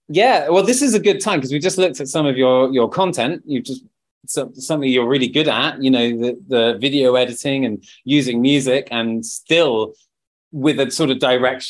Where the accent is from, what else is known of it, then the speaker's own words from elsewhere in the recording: United Kingdom; We're not far behind as British people.